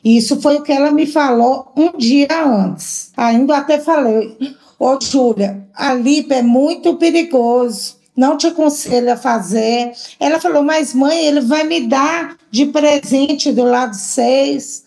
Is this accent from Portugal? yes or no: no; João Monlevade, Minas Gerais, Brazil; Nós somos de João Levade